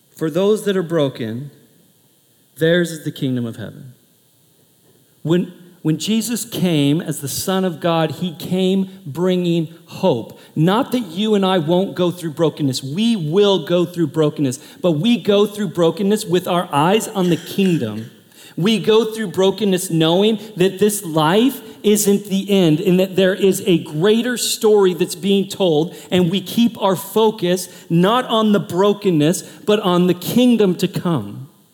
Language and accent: English; Portland, United States; moved away; I'm from Portland